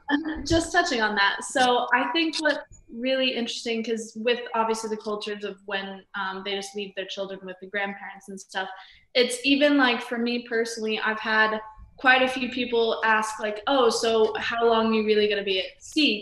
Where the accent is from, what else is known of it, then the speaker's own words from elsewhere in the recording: Las Vegas, Nevada, United States; I'm from Las Vegas, Nevada